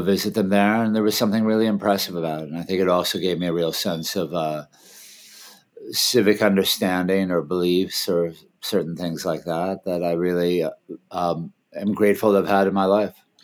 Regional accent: Washington, District of Columbia, United States; moved away; also born or lived in Thailand; I grew up in D.C.

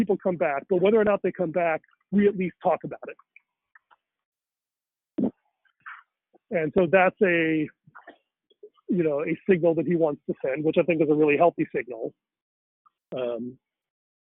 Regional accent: India; me as a Indian

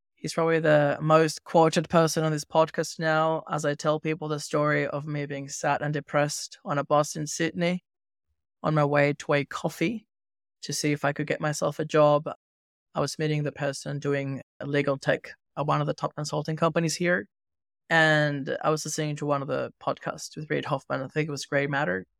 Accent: Venezuela; moved away; I grew up in Venezuela

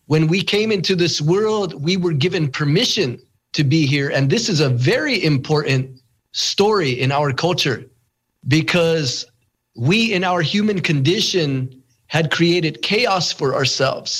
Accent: United States; also born or lived in Santa Clara Pueblo, New Mexico / Shungopavi, Arizona; I'm from the Hopi village of Sungopavi, the Tewa village of Kapo'owinke, a.k.a. Santa Clara Pueblo.

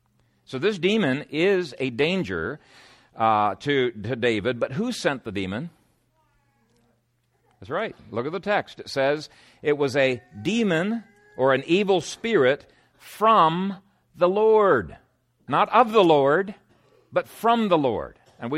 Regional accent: Ethiopia; When I was a teenager growing up in Ethiopia, I had a spear and I regularly practiced with my spear.

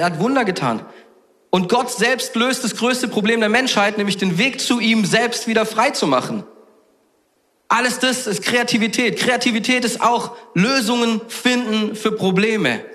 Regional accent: Southern Germany, Germany; ich komme aus Süddeutschland

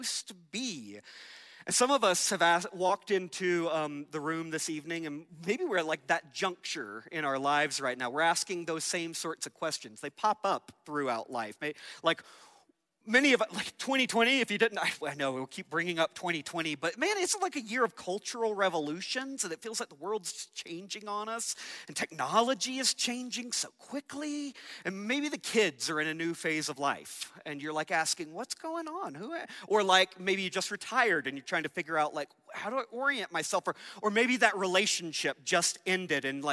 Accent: Georgia, United States; I grew up in Georgia

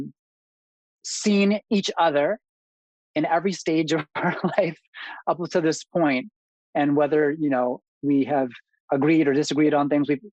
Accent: Canada; also born or lived in Manila, Philippines; moved to Canada at a very young age, three or four

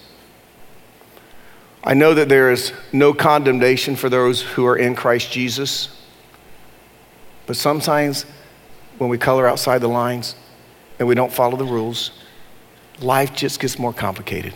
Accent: Durham, North Carolina, United States; I grew up in Durham, and I'm one of the few white people that ever graduated from my high school, Hillside High School in Durham.

